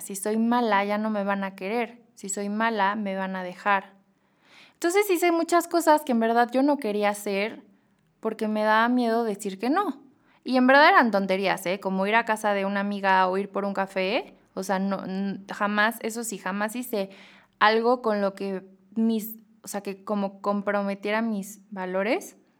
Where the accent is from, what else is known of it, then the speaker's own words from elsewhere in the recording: Mexico; also born or lived in Madrid, Spain; como mexicanos